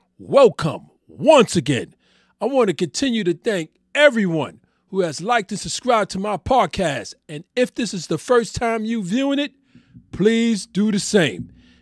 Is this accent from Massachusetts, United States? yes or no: no; New York City, New York, United States; I'm born and raised in New York City